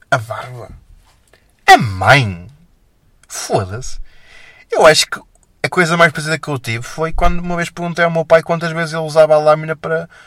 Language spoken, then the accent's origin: Portuguese; Felgueiras, Norte, Portugal; Eu há aqui freguesias da minha terra, em Felgueiras, que eu nunca lá fui.